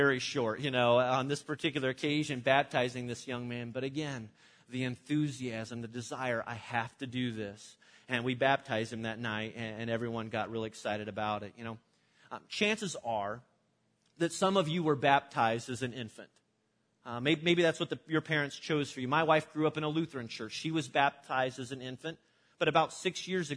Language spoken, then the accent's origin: English; Illinois, United States; my church that I grew up in Illinois